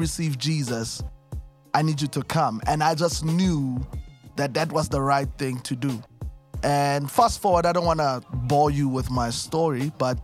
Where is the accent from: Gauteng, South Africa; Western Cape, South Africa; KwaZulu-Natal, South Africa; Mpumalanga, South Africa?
Gauteng, South Africa; Krugersdorp; I'm born and raised in Kagiso, Krugersdorp. You know, Gauteng.